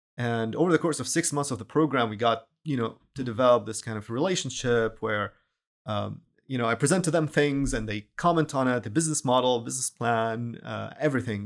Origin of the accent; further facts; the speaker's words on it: Syria; moved away as an adult; also born or lived in Dubai / Boston; now in Houston, United States; I'm originally from Syria